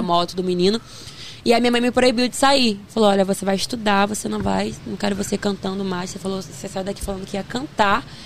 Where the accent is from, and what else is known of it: Duque de Caxias, Rio de Janeiro, Brazil; born or raised there; also born or lived in Queimados